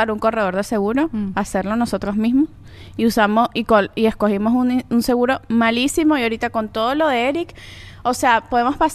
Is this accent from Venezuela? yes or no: yes; Venezuela; moved away as an adult; now in United States; nosotras como inmigrantes venezolanas